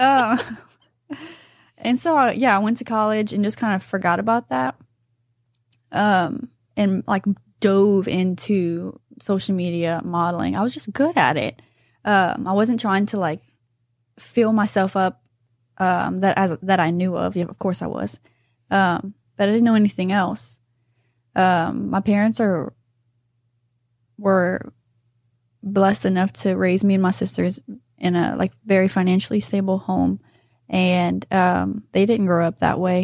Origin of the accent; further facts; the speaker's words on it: New Iberia, Louisiana, United States; I'm from New Iberia